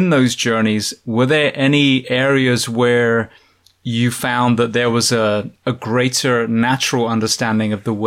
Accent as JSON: {"language": "English", "region": "England", "country": "United Kingdom", "moved": "yes", "lives_now": "Ocala, United States", "said": "I'm from England"}